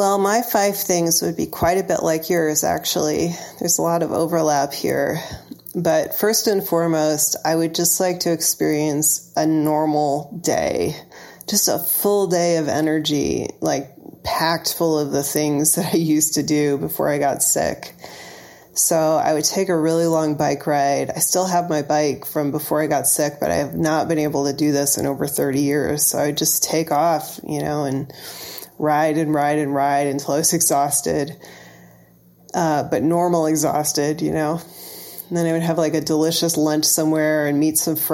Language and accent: English; Illinois, United States; moved away as an adult; also born or lived in Ohio; now in Massachusetts, United States; my hometown in Illinois